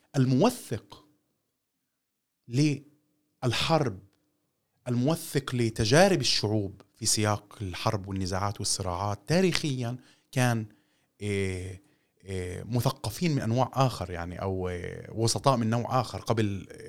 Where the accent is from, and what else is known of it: Palestine